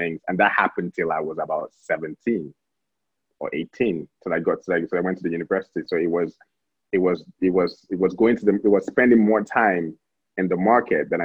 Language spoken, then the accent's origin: English; Abuja, Federal Capital Territory, Nigeria; also born or lived in Delta State, Nigeria; I was born in Delta State, but I grew up here in Abuja.